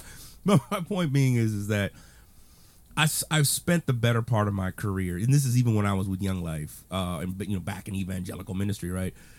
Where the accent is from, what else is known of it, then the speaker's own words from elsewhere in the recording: Texas, United States; I was born in Texas, regrettably, but I was born in Texas.